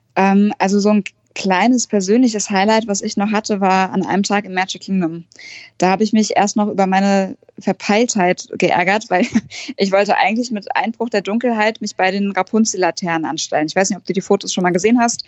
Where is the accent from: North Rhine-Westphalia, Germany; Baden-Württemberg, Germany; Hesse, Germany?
Hesse, Germany; near Frankfurt; ich komme aus der Nähe von Frankfurt